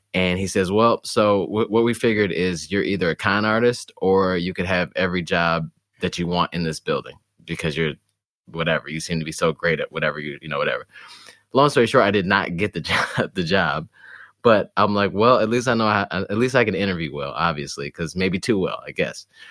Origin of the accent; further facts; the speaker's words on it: Detroit, Michigan, United States; moved away; also born or lived in Poughkeepsie, New York; we moved to Detroit, actually, um, when I was, like, five or so